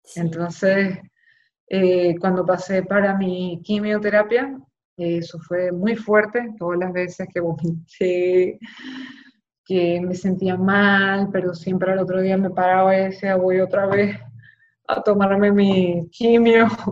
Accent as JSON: {"language": "Spanish", "town": "Maracaibo", "region": "Zulia", "country": "Venezuela", "also_born_or_lived": "Caracas", "moved": "as an adult", "lives_now": "Miami, United States", "said": "yo soy allá de Maracaibo, volví a Maracaibo"}